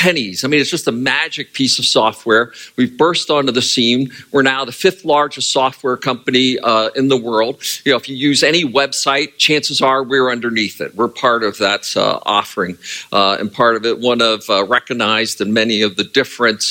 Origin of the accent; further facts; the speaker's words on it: Pennsylvania, United States; moved away; I was originally born and raised in Pennsylvania, the farm country there, was part of the Pennsylvania Dutch